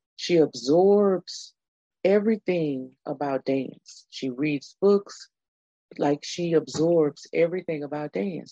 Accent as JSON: {"language": "English", "region": "Texas", "country": "United States", "tie": "born or raised there", "said": "I was born in the great state of Texas many, many years ago"}